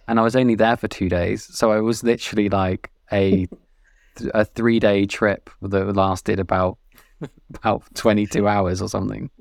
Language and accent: English; Weymouth, South West England, United Kingdom; I worked in a venue growing up in Weymouth